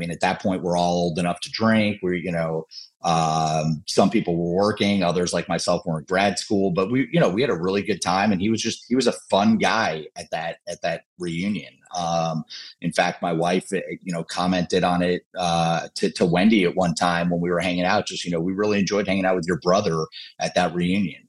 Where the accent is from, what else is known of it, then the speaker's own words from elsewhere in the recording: Marlboro, New Jersey, United States; moved away; also born or lived in Coral Springs, Florida; where I grew up in Marlboro